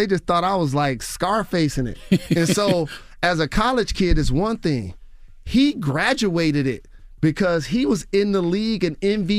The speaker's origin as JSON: {"language": "English", "town": "Detroit", "region": "Michigan", "country": "United States", "said": "Like, I'm from Detroit. And shout to the BMF, Big Meech, the OG, and Southwest T."}